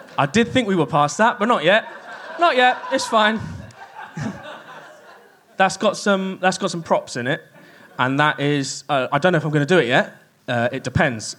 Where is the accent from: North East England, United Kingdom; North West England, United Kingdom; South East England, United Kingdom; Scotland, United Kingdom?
South East England, United Kingdom; Kent; I grew up in Kent